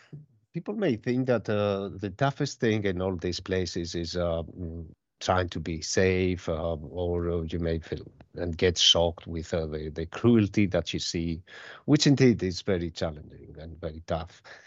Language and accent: English; Greece; born there; Well, about myself, I was born in Greece, and I've graduated the medical school in one of our universities in Thessaloniki.